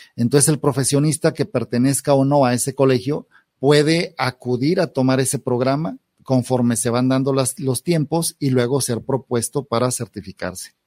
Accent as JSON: {"language": "Spanish", "country": "Mexico", "said": "como mexicanos, eh, tenemos una reacción o una inercia"}